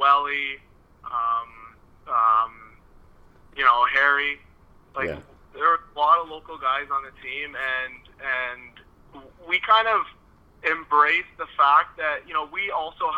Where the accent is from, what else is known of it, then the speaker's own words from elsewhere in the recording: Belle River, Ontario, Canada; first language French; English is a second language; also born or lived in Montreal; my hometown